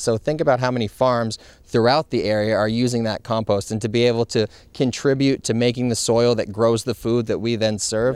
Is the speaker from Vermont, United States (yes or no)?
yes; Montpelier, Vermont, United States; moved away as an adult; also born or lived in Providence, Rhode Island / Amelia Island, Florida; now in Westerly, United States; I grew up in Montpelier, Vermont